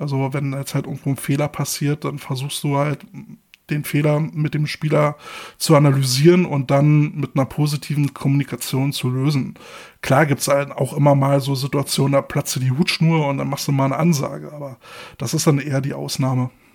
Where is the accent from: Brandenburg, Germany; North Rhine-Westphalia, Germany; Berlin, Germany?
Berlin, Germany; als gebürtiger Berliner